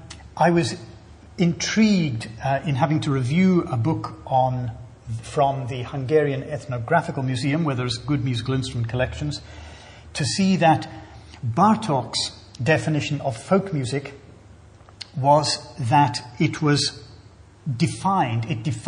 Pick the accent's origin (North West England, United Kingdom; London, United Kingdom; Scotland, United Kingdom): Scotland, United Kingdom